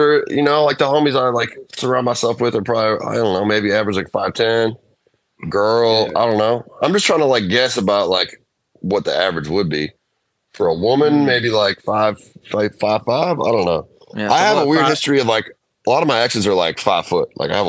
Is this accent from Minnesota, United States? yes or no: yes; Minnesota, United States; now in Los Angeles, United States; we got in this hospital in my hometown